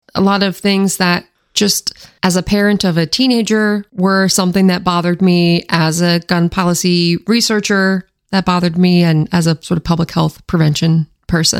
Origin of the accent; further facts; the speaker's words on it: Washington, United States; my home state